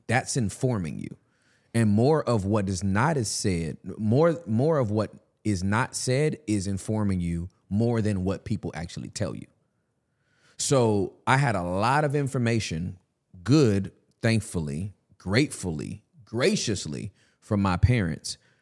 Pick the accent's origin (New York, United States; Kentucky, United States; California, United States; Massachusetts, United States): California, United States; I'm from Cali